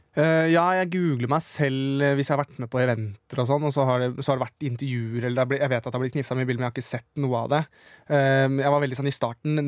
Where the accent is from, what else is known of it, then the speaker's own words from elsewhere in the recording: Siggerud, Akershus, Norway; da var jeg jo hjemme på Sigrud